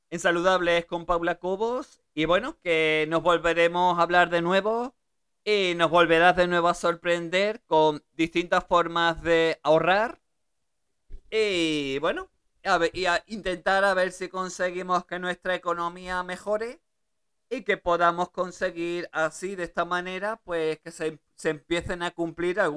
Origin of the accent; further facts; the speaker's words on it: Germany; born there; Yo nací en Alemania